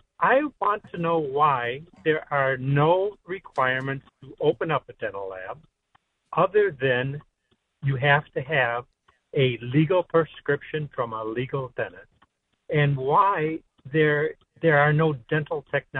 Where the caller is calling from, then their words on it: Clinton Township, Michigan, United States; I'm calling from Clinton Township.